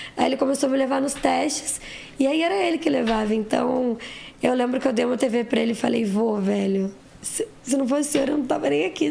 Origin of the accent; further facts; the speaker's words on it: Osasco, São Paulo, Brazil; also born or lived in Santana, São Paulo; eu nasci em Osasco